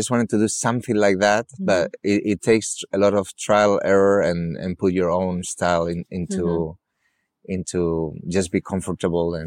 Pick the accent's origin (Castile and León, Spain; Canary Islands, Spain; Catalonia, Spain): Castile and León, Spain; Valladolid; moved away as an adult; also born or lived in Malaga; now in Marbella, Spain; I came back to my hometown still to Valladolid